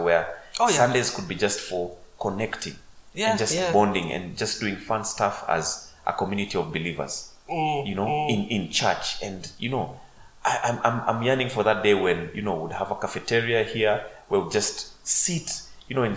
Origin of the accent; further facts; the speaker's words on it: Mombasa, Mombasa County, Kenya; I grew up in Coast, in Mombasa.